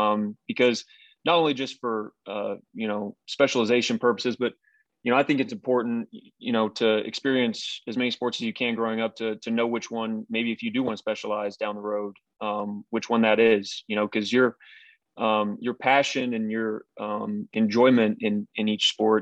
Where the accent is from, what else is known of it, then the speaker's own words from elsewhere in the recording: Tulsa, Oklahoma, United States; also born or lived in Arizona / Texas / Boston, Massachusetts / Buffalo, New York; Yeah, so I was born in Arizona, and then moved to Texas, moved to Boston, Massachusetts, then back to Texas, and then to Buffalo, New York, and then Tulsa, Oklahoma, and then to Louisville, Kentucky, and then back to Tulsa.